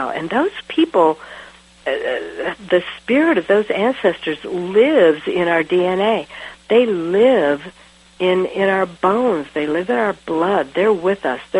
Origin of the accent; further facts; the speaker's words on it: United States; all of a sudden I realized I'm so American.